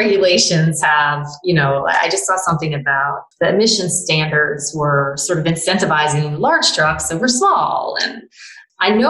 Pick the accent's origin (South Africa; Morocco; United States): United States; Toledo, Ohio; I'm actually from Toledo